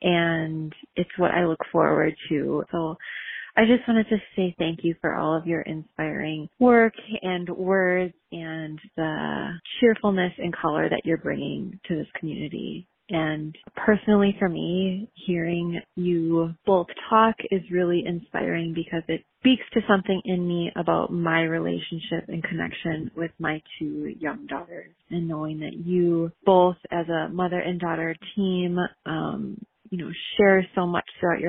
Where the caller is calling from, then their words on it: Southeast Wisconsin, United States; I am calling from Southeast Wisconsin